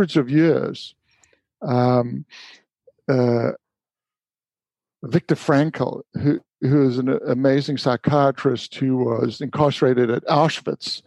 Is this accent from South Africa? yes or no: yes; Durban, KwaZulu-Natal, South Africa; the little beach that I grew up with in Durban called the Bay of Plenty